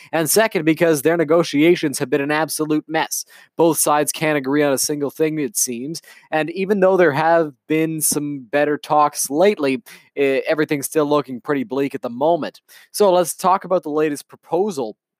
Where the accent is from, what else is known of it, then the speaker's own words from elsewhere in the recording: Canada; as a Canadian baseball fan